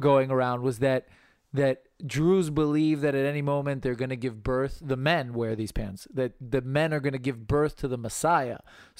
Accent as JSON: {"language": "English", "town": "Birmingham", "region": "Alabama", "country": "United States", "said": "I'm from Birmingham, Alabama"}